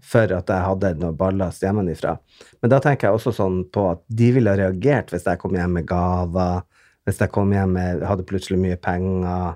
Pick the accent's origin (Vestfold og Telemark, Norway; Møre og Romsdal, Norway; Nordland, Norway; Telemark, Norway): Nordland, Norway; Bodø; Jeg kommer jo fra Bodø, som er en eh, en eh, ja, liten